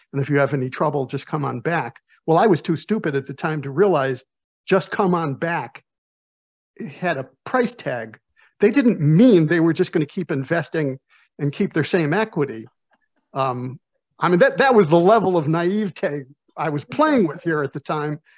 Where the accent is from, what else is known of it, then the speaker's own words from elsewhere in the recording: Chicago, Illinois, United States; I'm from Chicago